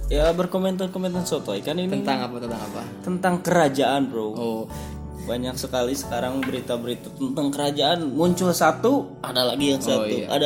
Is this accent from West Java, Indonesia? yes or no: yes; West Java, Indonesia; kita sebagai orang Sunda tapi nggak diajak ya